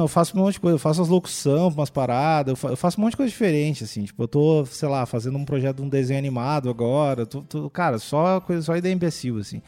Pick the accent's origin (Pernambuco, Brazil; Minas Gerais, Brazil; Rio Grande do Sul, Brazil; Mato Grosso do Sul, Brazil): Rio Grande do Sul, Brazil; Cachoeirinha; moved away as an adult; also born or lived in Porto Alegre; now in São Paulo, Brazil; eu nasci em Cachoeirinha, que é uma cidade da, do lado de Porto Alegre